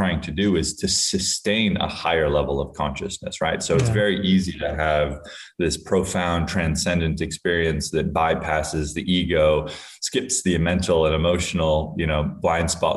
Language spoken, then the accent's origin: English; Hawaii, United States; I grew up in Hawaii where there's a lot of substance use and substance abuse